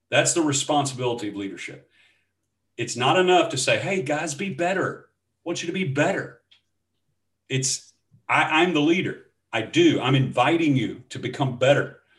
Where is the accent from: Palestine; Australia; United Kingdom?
United Kingdom; Scotland; So uh, that's not me, although I am Scottish.